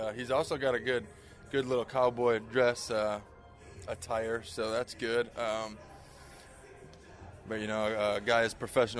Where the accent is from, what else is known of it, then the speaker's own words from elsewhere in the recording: about an hour south of Chicago, Illinois, United States; I grew up in Illinois, about an hour south of Chicago.